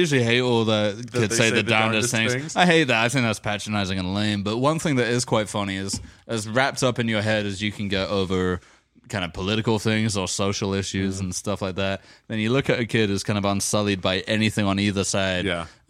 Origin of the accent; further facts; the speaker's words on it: London, United Kingdom; In my hometown of London?